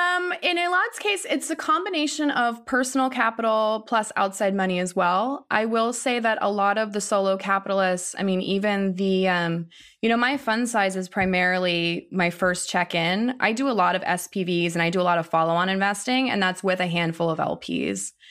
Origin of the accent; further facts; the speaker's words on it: Ohio, United States; I grew up in Ohio